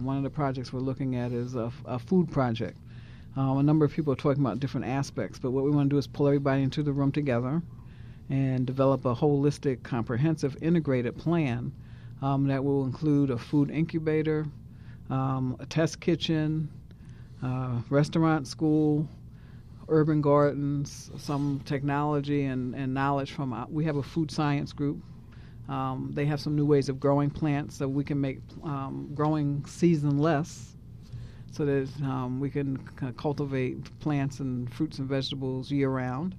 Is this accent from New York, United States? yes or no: yes; New York, United States; I'm from New York